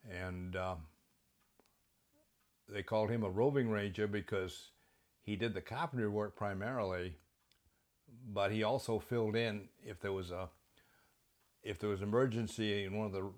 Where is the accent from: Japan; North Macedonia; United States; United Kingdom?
United States; Skowhegan, Maine; And I'm from Skowhegan, Maine, originally.